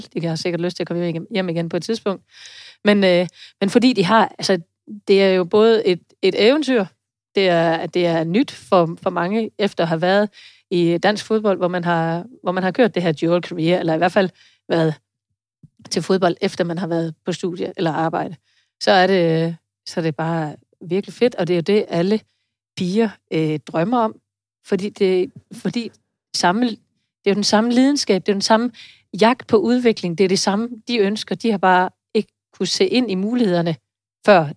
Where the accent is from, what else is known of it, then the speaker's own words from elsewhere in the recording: Denmark; also born or lived in Vejle; vi måske som danskere